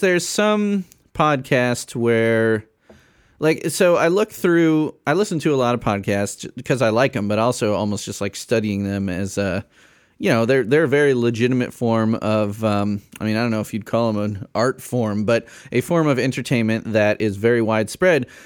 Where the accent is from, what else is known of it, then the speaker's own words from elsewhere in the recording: Chicago suburbs, Illinois, United States; I grew up in the Chicago suburbs